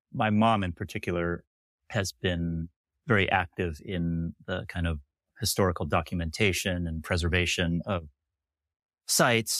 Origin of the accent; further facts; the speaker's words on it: Sacramento, California, United States; I am from Sacramento, California